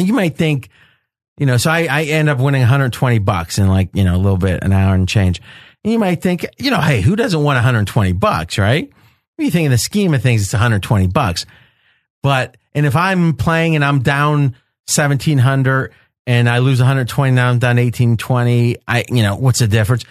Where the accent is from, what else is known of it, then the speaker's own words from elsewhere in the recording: Ohio, United States; I grew up in Ohio, but Wheeling was right across the river